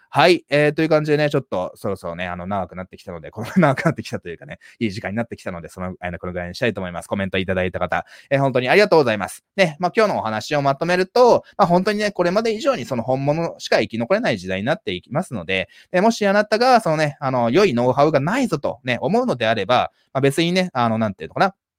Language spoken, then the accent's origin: Japanese; Japan; 全然普通の日本人と変わんないんですけども、まあ、日本人の中ではね、英語うまい方だと思いますけども